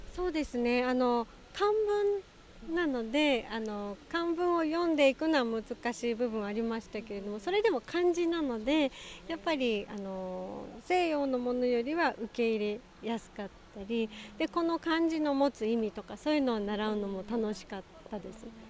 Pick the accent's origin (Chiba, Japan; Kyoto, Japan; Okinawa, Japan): Okinawa, Japan; also born or lived in Tokyo; 私は沖縄出身なので